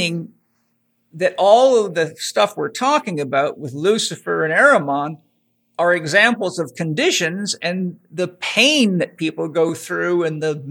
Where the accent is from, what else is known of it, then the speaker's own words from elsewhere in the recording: Vancouver Island, British Columbia, Canada; I grew up on Vancouver Island, British Columbia, and I was a faller in logging camps